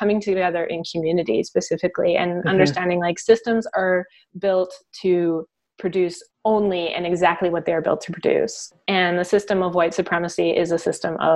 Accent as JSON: {"language": "English", "country": "Canada", "said": "as a Canadian"}